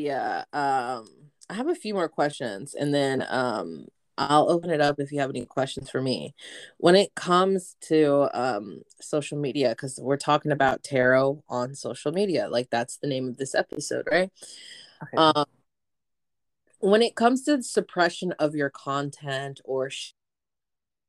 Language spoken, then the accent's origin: English; Lawrence, Kansas, United States; in my hometown of Lawrence, Kansas